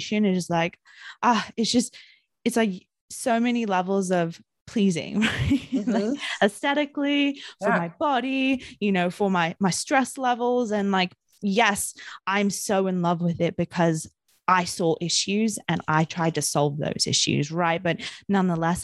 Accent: New Zealand; moved away; in my young childhood growing up in New Zealand

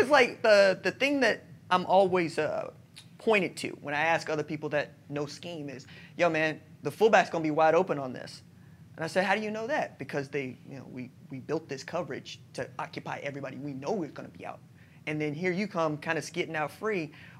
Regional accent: Oklahoma, United States; Hey, Coach, I'm from Oklahoma.

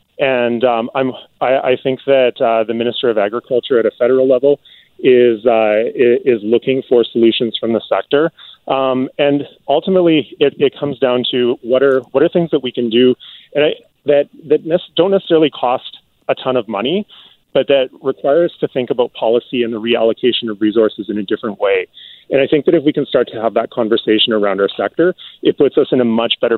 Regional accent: British Columbia, Canada; the better access that we have to that as British Columbians and as Canadians in general.

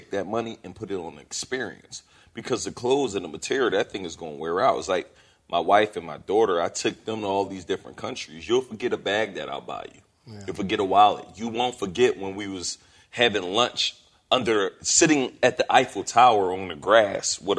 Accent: Philadelphia, Pennsylvania, United States; I'm from Philly

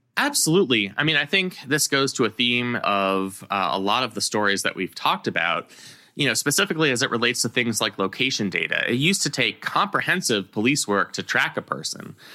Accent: California, United States; I grew up in California

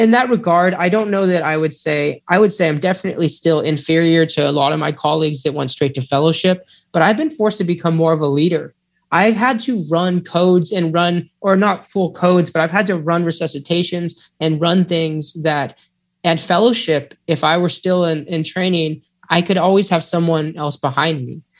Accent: California, United States; moved away; also born or lived in Texas; I'm from California, but I don't claim that as home

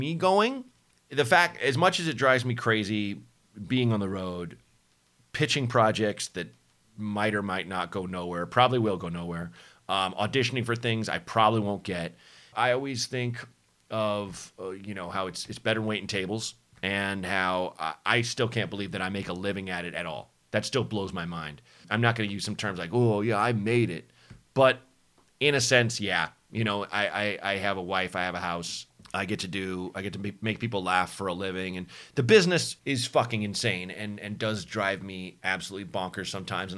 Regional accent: Portland, Oregon, United States; born or raised there; moved away; also born or lived in Chicago

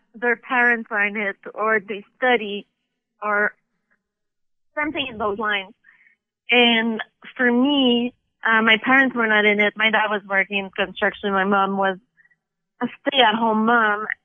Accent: Montreal, Quebec, Canada; now in Toronto, Canada; I'm from Montreal

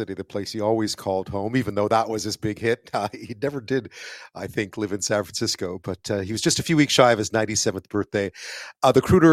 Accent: Montreal, Quebec, Canada; I grew up in Montreal

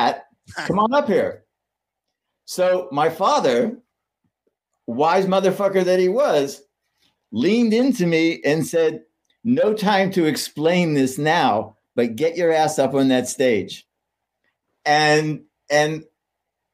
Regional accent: Pittsburgh, Pennsylvania, United States; I grew up in Pittsburgh

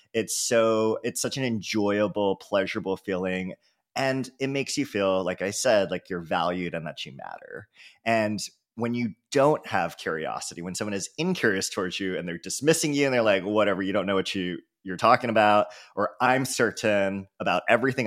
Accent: San Francisco, California, United States; I was from San Francisco

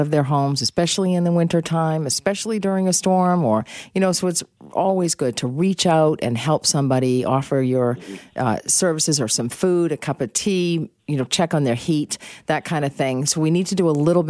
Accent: Boston, Massachusetts, United States; now in Canada; I'm originally from Boston

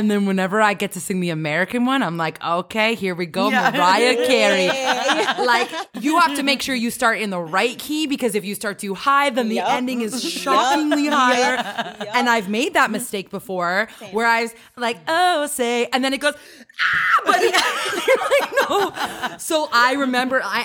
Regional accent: Canada

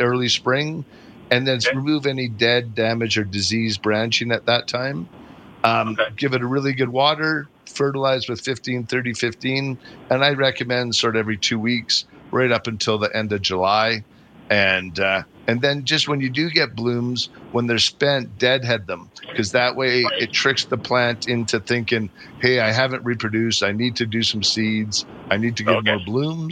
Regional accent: Calgary, Alberta, Canada; I grew up in the Northwest, and now I live in the Southeast down in Cranston.

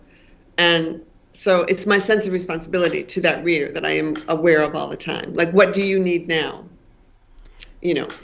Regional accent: Maine, United States; I come from many generations of Maine

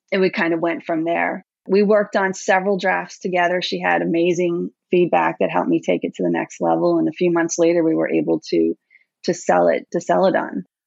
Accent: New York, United States; moved away; I grew up in New York, but I left there uh, quite a while ago

